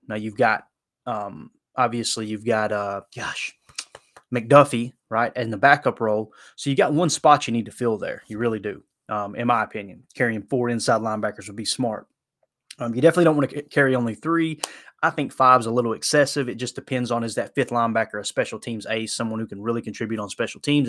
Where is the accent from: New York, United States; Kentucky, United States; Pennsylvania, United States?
Kentucky, United States; Harlan County; I grew up in, you know, Harlan County, Kentucky.